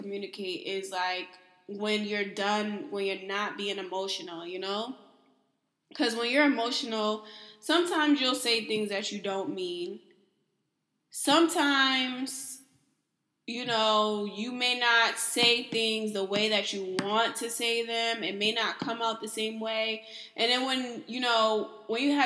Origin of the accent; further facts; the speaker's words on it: East Coast, Northeast, United States; I'm from the East Coast, Northeast